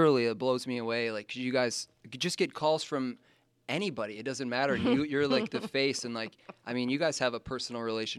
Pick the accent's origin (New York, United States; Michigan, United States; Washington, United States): Michigan, United States; moved away; I come from Michigan